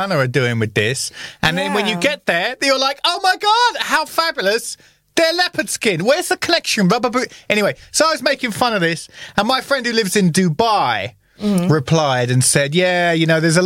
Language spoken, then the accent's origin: English; United Kingdom; now in Russia; growing up in Britain